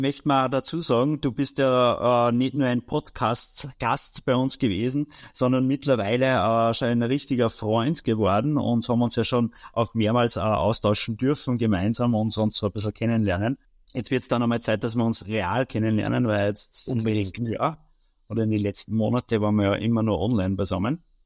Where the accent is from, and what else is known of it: Austria